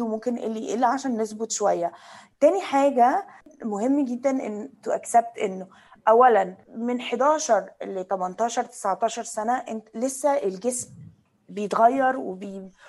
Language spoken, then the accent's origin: Arabic; Egypt; انا كبرت يعني في مصر